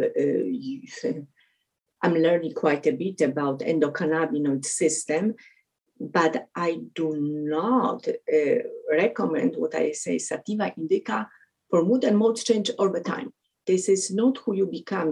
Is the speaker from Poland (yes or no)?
yes; Poland; English is a second language; moved away; also born or lived in Connecticut; I'm from Poland